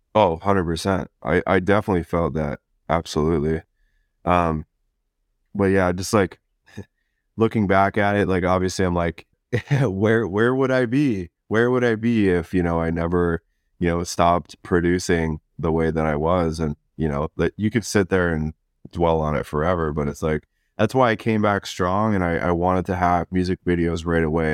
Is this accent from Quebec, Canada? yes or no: no; Chatham, Ontario, Canada; moved away as an adult; now in Vancouver, Canada; I was born and raised in the small town of, of Chatham